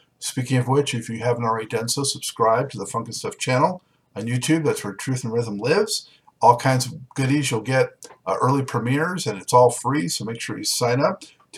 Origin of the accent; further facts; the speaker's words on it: Los Angeles, California, United States; So, I'm from Los Angeles, fellow Los Angelino, as I mentioned to you before we went on air.